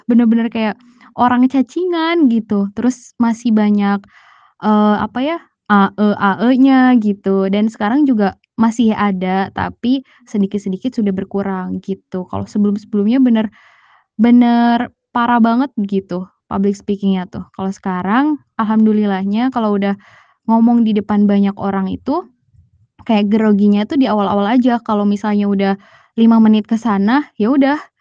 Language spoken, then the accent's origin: Indonesian; Ciamis, West Java, Indonesia; moved away as an adult; now in Bandung, Indonesia; saya asal dari Ciamis, eh, tapi tinggalnya di Bandung